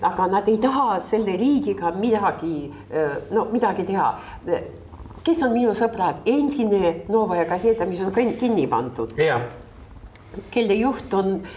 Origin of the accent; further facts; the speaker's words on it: Estonia; ta ütles, et äh, noh, sellepärast, et ma olen äh, Eestist